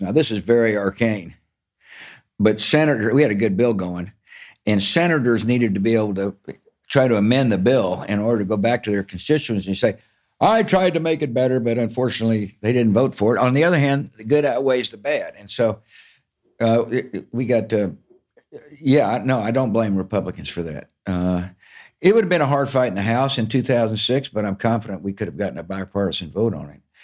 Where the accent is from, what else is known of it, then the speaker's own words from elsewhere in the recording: Texas, United States; I grew up in Texas